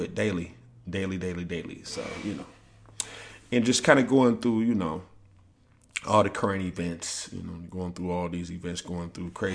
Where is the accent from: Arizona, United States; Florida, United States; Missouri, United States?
Missouri, United States; St. Louis; moved away; I'm from St. Louis